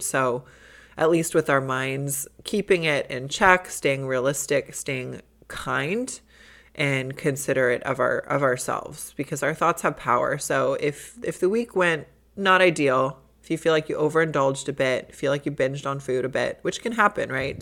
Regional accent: Midwest, United States; moved away; growing up in the Midwest

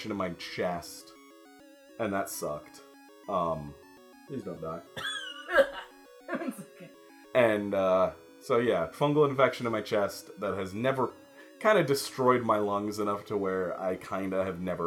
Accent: Michigan, United States; I'm from Michigan

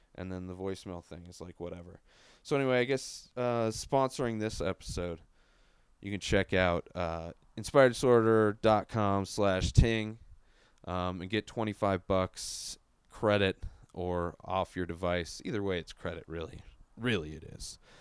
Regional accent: San Diego, California, United States; moved away as an adult; also born or lived in La Quinta; now in Denver, United States; I'm from San Diego

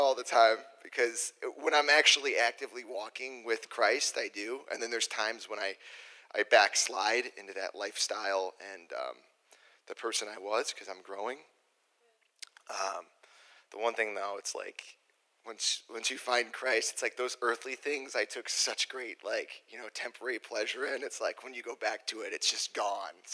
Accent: Joliet, Illinois, United States; I grew up down in Joliet, the youngest of three kids

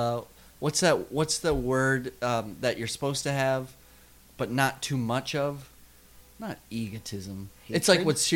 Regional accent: South Dakota, United States; growing up in South Dakota, and there's electric fences.

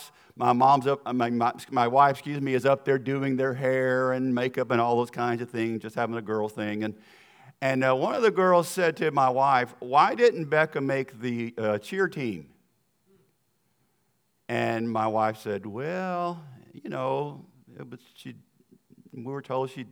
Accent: the South, United States; accent: Southern; my accent is going to sound like I'm from the South, because I am.

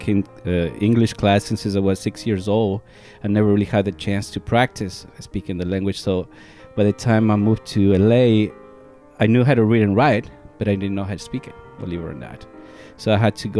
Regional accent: Riobamba, Chimborazo, Ecuador; accent: Spanish heavy accent; English is a second language; moved away as an adult; now in United States; I was born in Riobamba, Ecuador, which is a small city

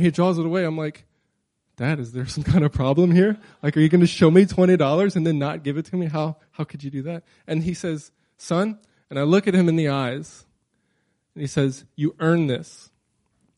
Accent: Crowley, Louisiana, United States; now in Anchorage, United States; I grew up in South Louisiana, okay? Crowley, Louisiana

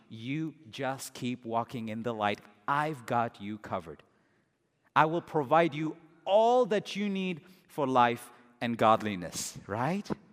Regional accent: India; as an Indian

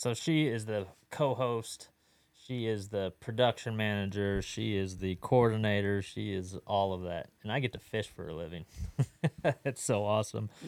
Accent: California, United States; also born or lived in Texas; now in Fort Worth, United States; growing up in California, now living in Texas, fishing all over the country

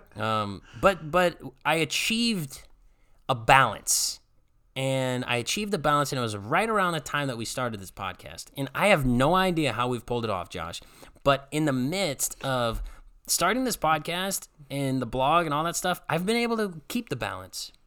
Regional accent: Strongsville, Ohio, United States; moved away as an adult; move back to my hometown, work in my home church that I grew up going

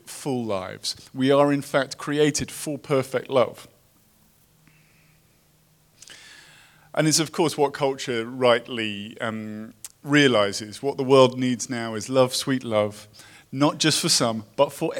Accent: United Kingdom; moved away as an adult; now in Los Angeles, United States; I come from Britain

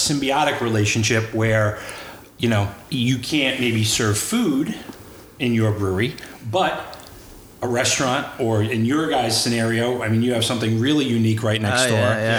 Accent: New York City, New York, United States; I grew up on Staten Island in the 70s and 80s

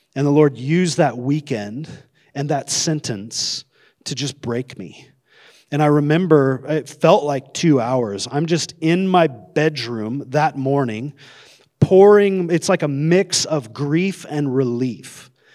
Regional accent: Coeur d'Alene, Idaho, United States; I grew up in Coeur d'Alene.

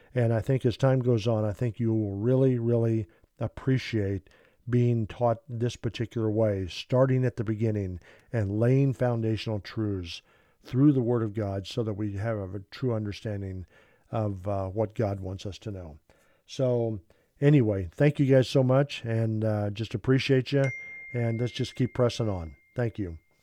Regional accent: Kansas, United States; I'm from Kansas. My wife uh, is from Kansas. Uh, she was born in Arkansas. I was born in Kansas

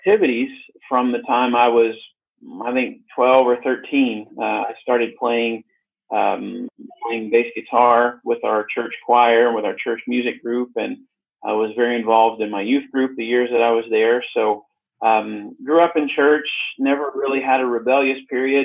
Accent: Arkansas, United States; I grew up in America, in the state of Arkansas

